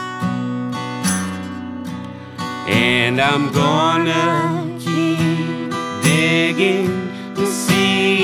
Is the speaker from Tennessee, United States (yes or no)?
yes; New Tazewell, Tennessee, United States; I'm from the hills of Upper East Tennessee, a little town called New Tazewell, which is right next to Old Tazewell.